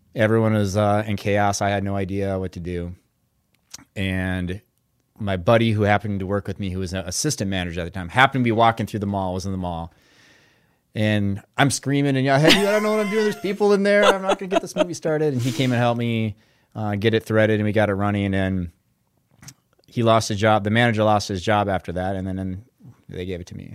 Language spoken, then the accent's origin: English; Brainerd, Minnesota, United States; I'm from Brainerd, Minnesota, and grew up there